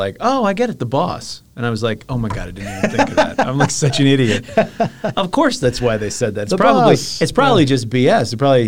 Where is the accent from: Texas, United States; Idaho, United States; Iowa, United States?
Iowa, United States; born there; I was born in Iowa.